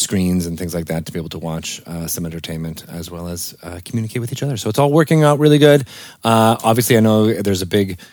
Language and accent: English; East Lyme, Connecticut, United States; in East Lyme, Connecticut. I'm like, that was my hometown.